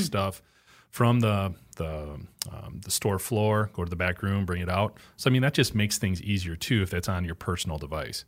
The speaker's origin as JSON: {"language": "English", "town": "Juneau", "region": "Wisconsin", "country": "United States", "tie": "born or raised there", "said": "there was a factory growing up in Juneau, Wisconsin"}